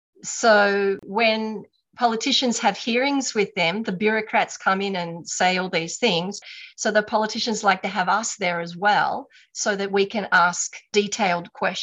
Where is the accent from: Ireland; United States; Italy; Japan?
Japan; also born or lived in Australia; I was born in Australia, but I moved to Japan at quite a young age.